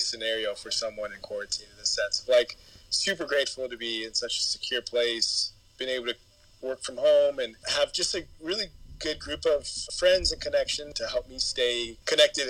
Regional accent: San Antonio, Texas, United States; also born or lived in Dallas; And so I spent my growing up years, adolescent years in San Antonio

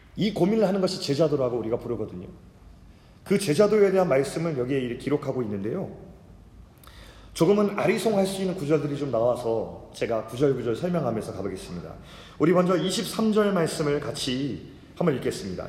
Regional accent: South Korea

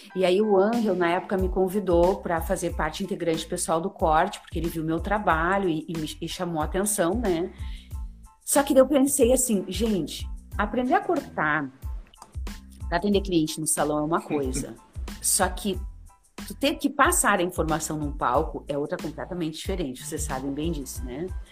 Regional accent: Santa Maria, Rio Grande do Sul, Brazil; moved away as an adult; now in Porto Alegre, Brazil; eu vim para Porto Alegre, que eu sou de Santa Maria

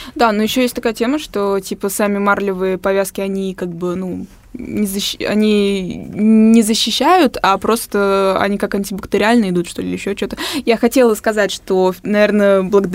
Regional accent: Tatarstan, Russia; я родилась в Татарстане

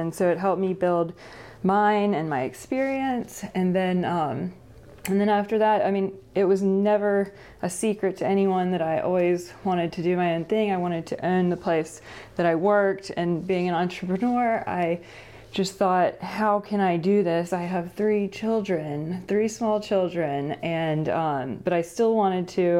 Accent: Greensboro, North Carolina, United States; I grew up in Greensboro, um, born and raised here.

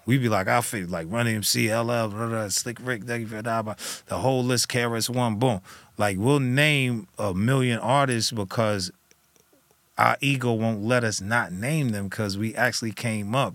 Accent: New Jersey, United States; I was from Jersey

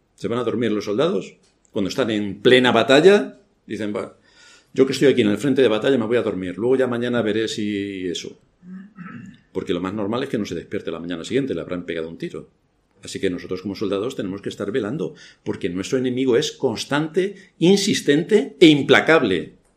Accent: Spain; Yo soy español, tengo mi pasaporte español

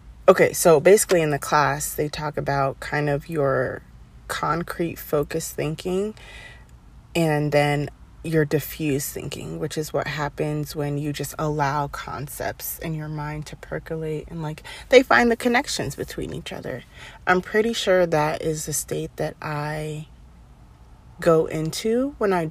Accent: Maryland, United States; moved away; on a road trip back to my home state of Maryland

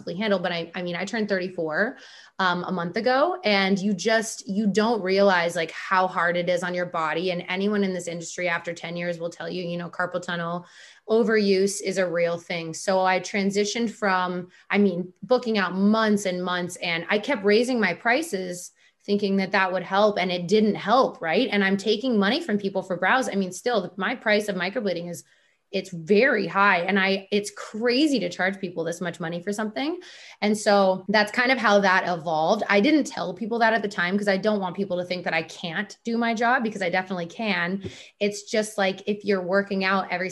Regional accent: Minnesota, United States; we're from the Minnesota

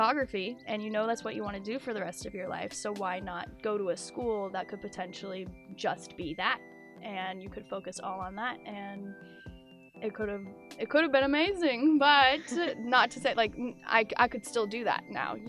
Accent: Kodiak, Alaska, United States; I came to Oregon from Kodiak, Alaska on a whim.

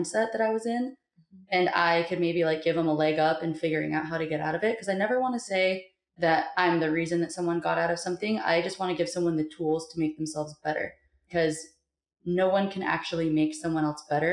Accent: Montana, United States; I am from Montana

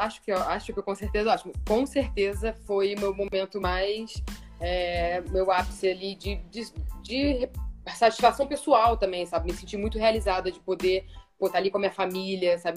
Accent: Rio de Janeiro, Brazil; eu era a única carioca do time

